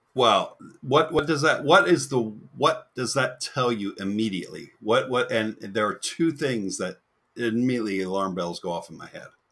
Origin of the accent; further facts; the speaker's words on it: Florida, United States; also born or lived in New Jersey; I'm a Florida boy, but I was born in New Jersey and stayed there for six months.